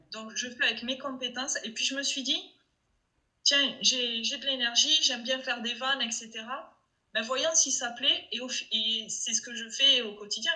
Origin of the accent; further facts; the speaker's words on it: Toulouse, Occitania, France; accent: Toulouse; mon accent de Toulouse